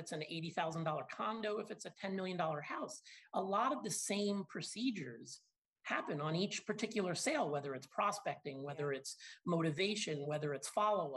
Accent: Long Island, New York, United States; also born or lived in Binghamton, New York / Boynton Beach, Florida; I grew up in Long Island.

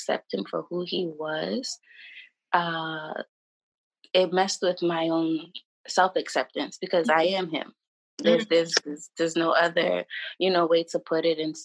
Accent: New York, United States; I'm from New York

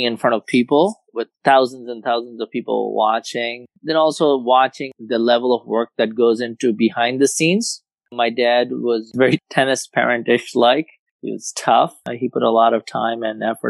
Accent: India; moved away as an adult; also born or lived in Philadelphia, United States / Dallas, United States; now in United States; I grew up in India, played tennis growing up

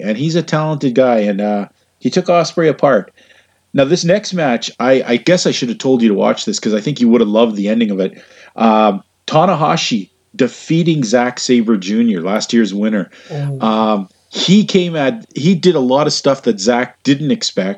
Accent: Western Canada, Canada; I'm from Western Canada

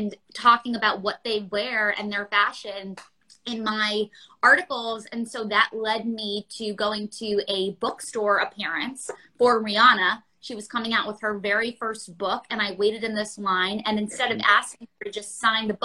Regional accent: New York City, New York, United States; growing up in New York City, surrounded by the stores, you walk up Madison Avenue

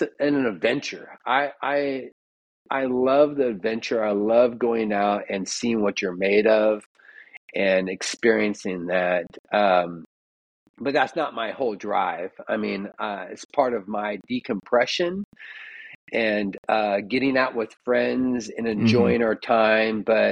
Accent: Roseburg, Oregon, United States; I was born in Roseburg, Oregon, which is a small town, Dixonville, outside of Roseburg. And my grandma had a ranch

